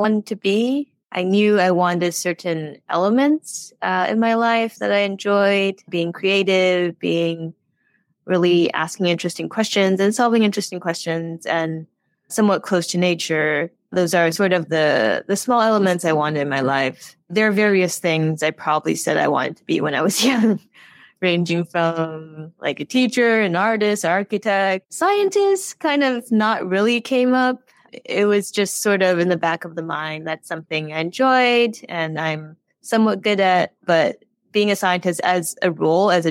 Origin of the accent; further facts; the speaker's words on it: Taiwan; moved away as an adult; also born or lived in United States / California / Zurich; now in Chicago, United States; I grew up in Taiwan. I mostly grew up in Taiwan. I was born in the States, but I went back when I was three